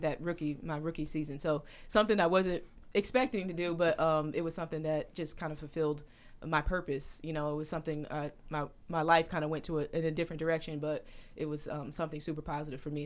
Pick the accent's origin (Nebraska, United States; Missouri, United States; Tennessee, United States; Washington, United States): Missouri, United States; St. Louis; in Saint Louis in my hometown